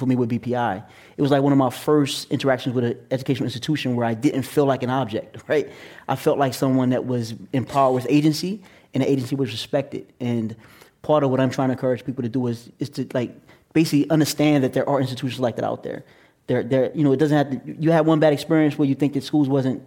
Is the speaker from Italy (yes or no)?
no; Atlantic City, New Jersey, United States; now in New York, United States; I was born and raised in Atlantic City, New Jersey, and now I live in New York